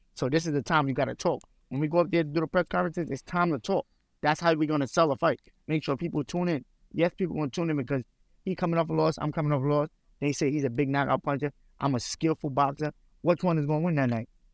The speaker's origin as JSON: {"language": "English", "country": "United States", "said": "I'm not Russian. I'm American. I ain't Russian"}